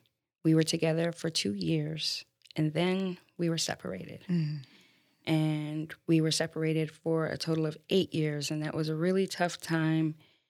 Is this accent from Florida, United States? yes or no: yes; Florida, United States; also born or lived in Baltimore, Maryland, United States; I'm originally from Baltimore, Maryland, and moved to Florida. Yes, my parents moved to Florida running from the cold. They came when I was three, so I'm pretty much a native now. Grew up here with my three brothers